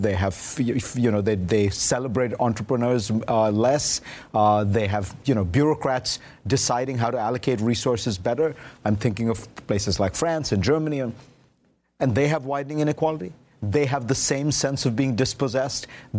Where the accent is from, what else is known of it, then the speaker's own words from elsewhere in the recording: India; moved away; I grew up in India.